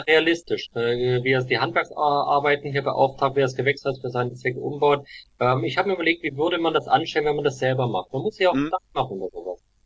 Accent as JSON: {"language": "German", "area": "Black Forest", "region": "Baden-Württemberg", "country": "Germany", "said": "ich komme ja aus dem Schwarzwald."}